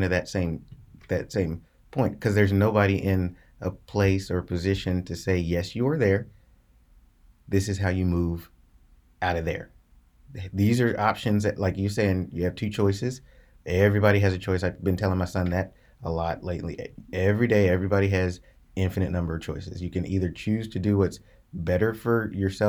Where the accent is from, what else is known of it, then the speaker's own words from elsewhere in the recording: Sorrento Avenue, Kentucky, United States; I was born and grew up on Sorrento Avenue.